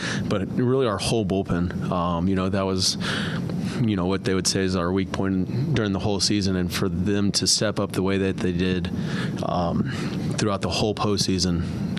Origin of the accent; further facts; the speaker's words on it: Houston, Texas, United States; I'm from the Houston area, and I grew up an Astros fan.